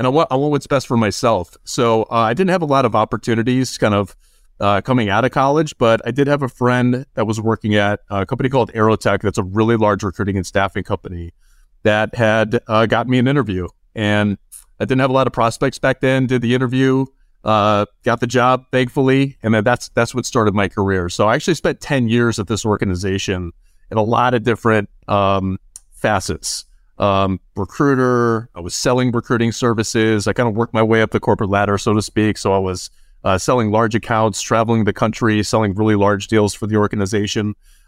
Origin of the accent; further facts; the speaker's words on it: Chicago, Illinois, United States; I grew up in the Chicagoland area.